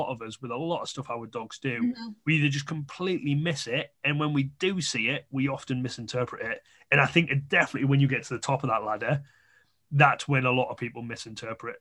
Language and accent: English; the North East, North East England, United Kingdom; I'm from the North East